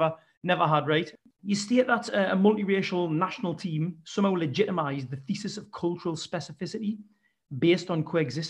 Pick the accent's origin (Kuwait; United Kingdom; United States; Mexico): United Kingdom; England